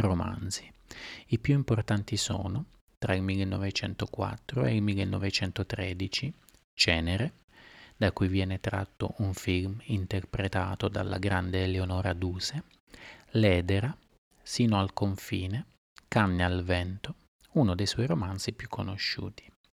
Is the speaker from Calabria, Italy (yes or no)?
no; Sardinia, Italy; Sono nata in Sardegna.